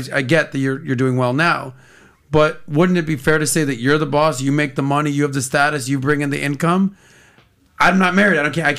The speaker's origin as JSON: {"language": "English", "town": "Miami", "region": "Florida", "country": "United States", "tie": "born or raised there", "said": "So we live in Miami, right? I'm born and raised in Miami."}